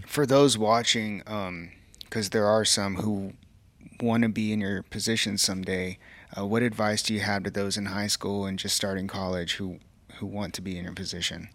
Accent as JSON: {"language": "English", "town": "Kerrville", "region": "Texas", "country": "United States", "tie": "born or raised there", "said": "it's here in my hometown"}